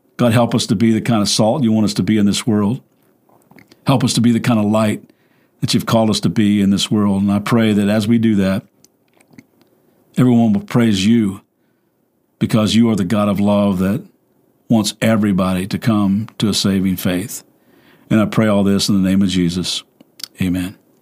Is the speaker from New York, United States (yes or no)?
no; Kentucky, United States; I'm from Kentucky